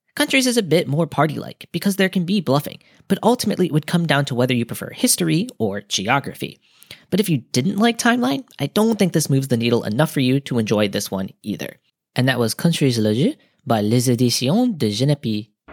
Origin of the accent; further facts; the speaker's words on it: United States; being an American